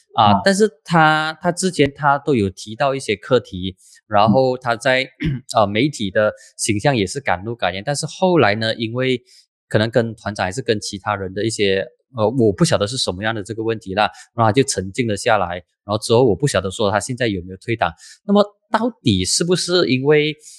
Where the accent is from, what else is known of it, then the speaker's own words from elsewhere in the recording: Air Itam, Penang, Malaysia; 因为我的老家就在槟城，我是爱当的。